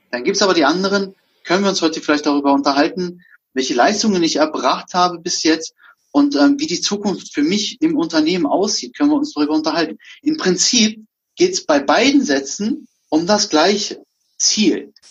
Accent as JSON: {"language": "German", "country": "Germany", "tie": "born or raised there", "said": "ich bin auch selber Türke. Also geboren, ne? Also ich bin zwar in Deutschland groß geworden"}